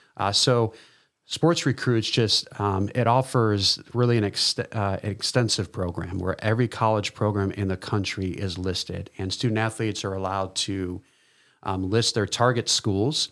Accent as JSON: {"language": "English", "region": "East Coast", "country": "United States", "moved": "yes", "said": "I'm originally from the East Coast"}